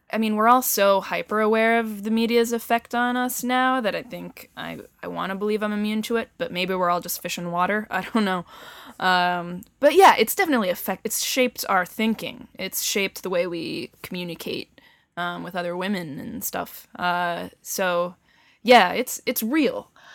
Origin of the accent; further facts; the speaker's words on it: Bedford, New Hampshire, United States; also born or lived in Boston, Massachusetts; I was born in Boston, um, and lived in the suburbs for a couple years before moving to Bedford, New Hampshire